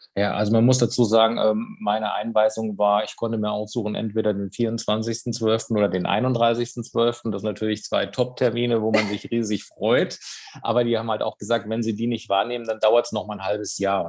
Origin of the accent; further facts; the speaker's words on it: near Darmstadt, Hesse, Germany; Ich komme aus der Nähe von Darmstadt